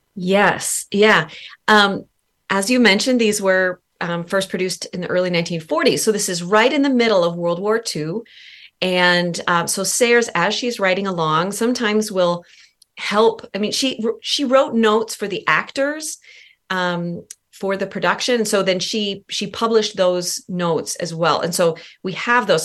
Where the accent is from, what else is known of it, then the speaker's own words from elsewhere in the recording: Minnesota, United States; moved away; also born or lived in St Andrews, Scotland; I grew up in Minnesota.